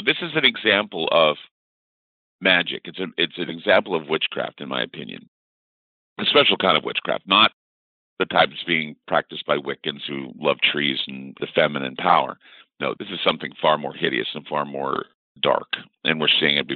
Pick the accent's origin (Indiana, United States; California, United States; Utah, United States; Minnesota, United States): Utah, United States; Salt Lake City; I was born and raised in Salt Lake City, Utah.